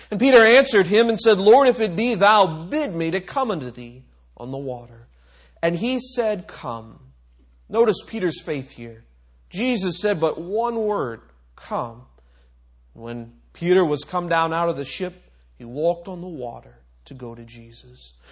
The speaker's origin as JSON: {"language": "English", "country": "Micronesia", "tie": "born or raised there", "said": "Another one, I grew up on in Micronesia"}